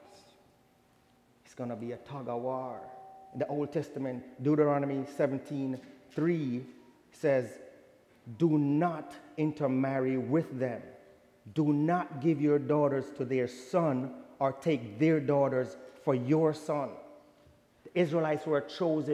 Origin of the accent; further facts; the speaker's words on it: Jamaica; I'm from Jamaica